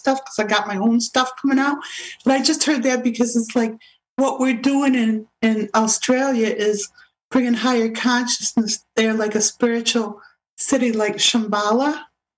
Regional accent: Rochester, New York, United States; Rochester, which is my hometown, Rochester, New York

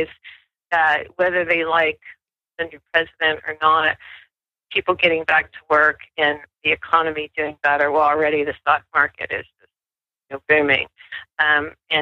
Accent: Ohio and Michigan, Midwest, United States; moved away as an adult; also born or lived in New Mexico; I grew up in Ohio and Michigan, and then I moved out west when I was in my late 20s, early 30s

